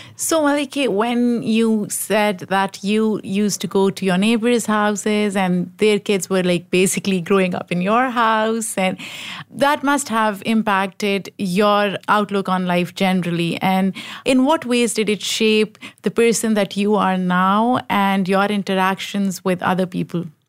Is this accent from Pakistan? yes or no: yes; Pakistan; growing up in Pakistan